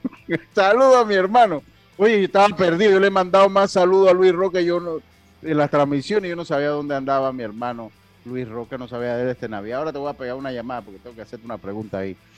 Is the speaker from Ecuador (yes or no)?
no; Los Santos, Panama; yo soy eh, eh, de la provincia de Los Santos